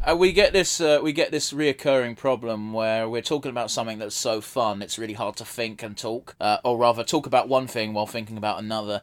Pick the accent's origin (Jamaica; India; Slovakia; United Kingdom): United Kingdom; we're from Britain